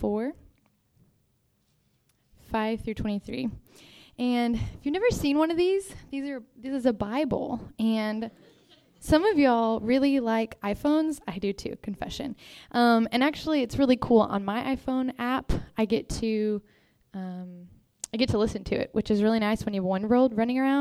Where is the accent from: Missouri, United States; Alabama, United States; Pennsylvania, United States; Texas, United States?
Texas, United States; moved away; I'm from Texas